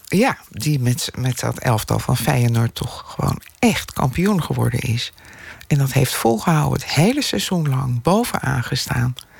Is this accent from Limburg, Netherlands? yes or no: no; Delft, South Holland, Netherlands; now in Amsterdam, Netherlands; ik ben in Delft opgegroeid